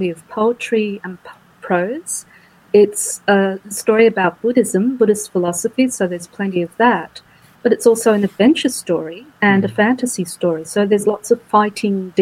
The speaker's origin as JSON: {"language": "English", "country": "Australia", "said": "people of my generation, I'm middle-aged, so Gen Xers here in Australia, grew up coming home from school and watching a Japanese TV show called Monkey, which we all call Monkey Magic"}